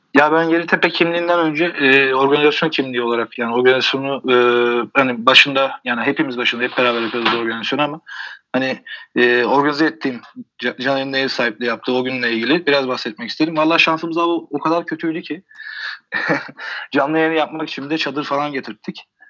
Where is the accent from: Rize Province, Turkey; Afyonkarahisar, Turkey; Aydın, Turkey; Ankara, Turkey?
Aydın, Turkey; Kuşadası; Kuşadalıyım ben